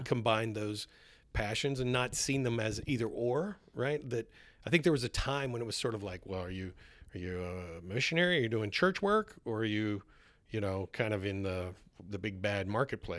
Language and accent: English; East Coast, United States; moved away as an adult; also born or lived in Southern California; I grew up on the East Coast